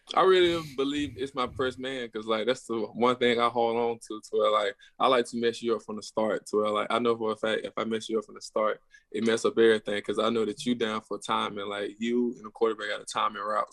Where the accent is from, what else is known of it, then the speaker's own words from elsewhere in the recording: near Atlanta, Georgia, United States; I'm forty-five minutes from Atlanta